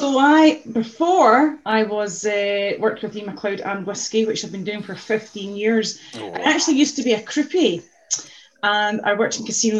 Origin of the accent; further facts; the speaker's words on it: Glasgow, Scotland, United Kingdom; I'm very, very patriotic, very proud to be from, you know, working class city as Glasgow.